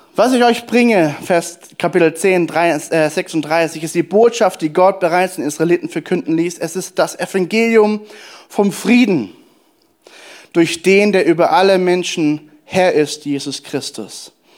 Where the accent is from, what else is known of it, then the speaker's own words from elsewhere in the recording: Germany; als Deutsche